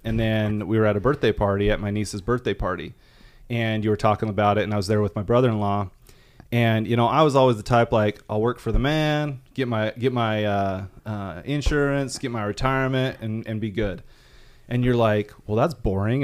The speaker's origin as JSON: {"language": "English", "town": "Rexburg", "region": "Idaho", "country": "United States", "also_born_or_lived": "southern Arkansas", "moved": "as an adult", "said": "I'm from Rexburg, Idaho"}